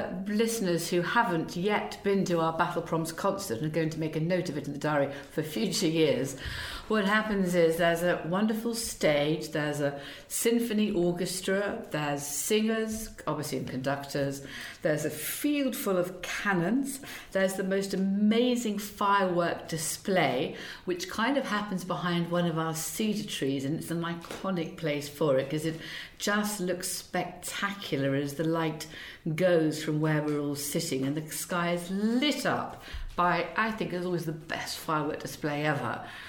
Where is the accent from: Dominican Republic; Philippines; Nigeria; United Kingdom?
United Kingdom; It can be a little bit iffy, but I think that's part of being British.